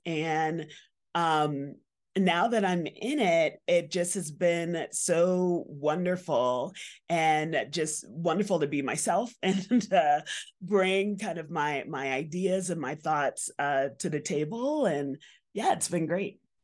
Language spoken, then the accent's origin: English; New York City, New York, United States; I grew up in Bronx, New York